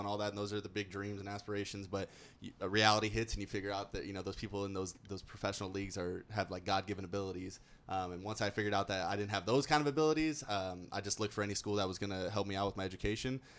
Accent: Orange County, California, United States; moved away as an adult; also born or lived in South Dakota; i'm from orange county california

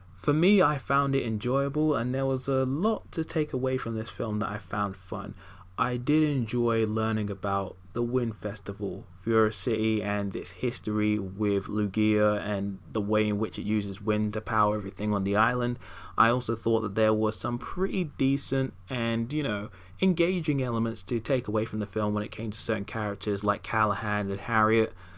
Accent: United Kingdom; in the same cinema in my hometown

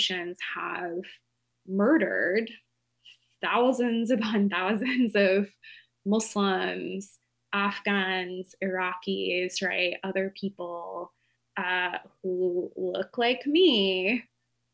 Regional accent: Appalachian town, United States; I grew up in an Appalachian town, pretty small

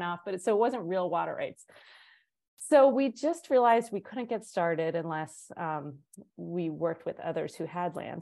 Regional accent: East Coast, United States; moved away as an adult; now in Durango, United States; I was from the East Coast

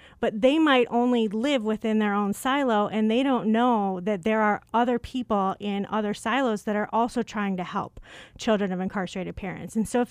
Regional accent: Chicago, Illinois, United States; accent: Chicago; When I came to ASU, I moved here from Chicago. Some people might catch the accent.

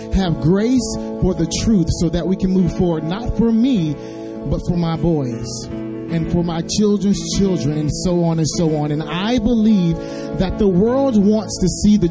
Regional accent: Waldo, Arkansas, United States; moved away; also born or lived in Nashville area; I am a native of Arkansas, so it is awesome to be home, to be in the streets today where I grew up in Waldo, Arkansas

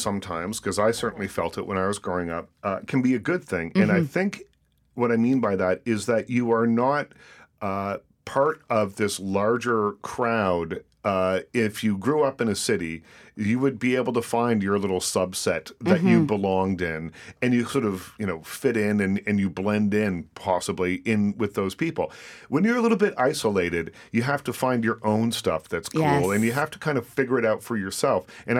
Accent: Nova Scotia, Canada; I grew up in Nova Scotia, in a very small town in Nova Scotia

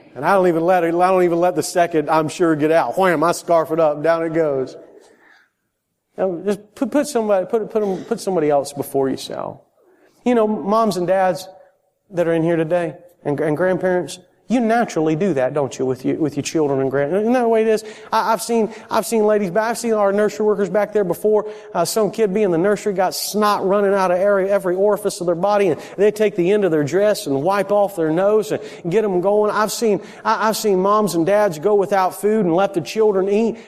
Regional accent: Florida, United States; moved away; I'm from Florida

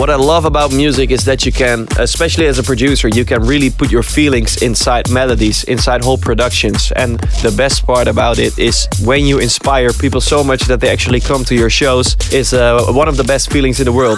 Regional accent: Apeldoorn, Gelderland, Netherlands; We're actually in Apeldoorn right now, still in Apeldoorn, the city that I live in, uh, my hometown.

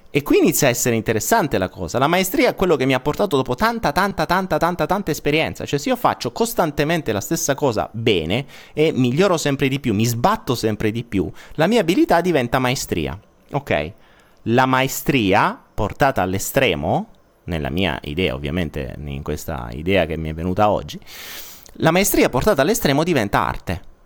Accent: Apulia, Italy; accent: Apulian; sono pugliese

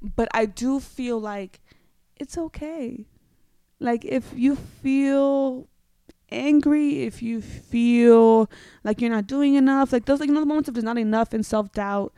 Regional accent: New York City, New York, United States; moved away as an adult; now in Los Angeles, United States; I'm from New York, so I'm a very hard Bronx edgy girl

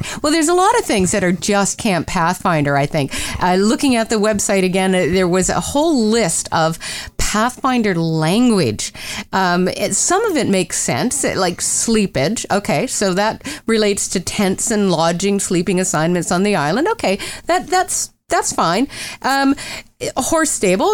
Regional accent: Pennsylvania, United States; I grew up in Pennsylvania

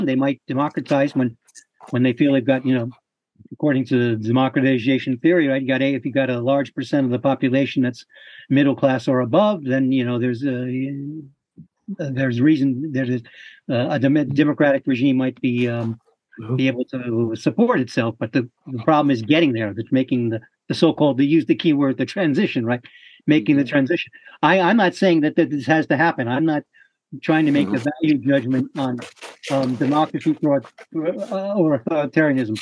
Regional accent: United States; I'm an American

